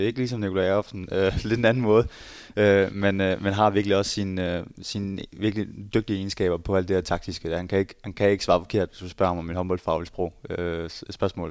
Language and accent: Danish; Skjern, Central Denmark Region, Denmark; moved away as an adult; now in Berlin, Germany; jeg kommer fra Skjern, og nu bor jeg i, i Berlin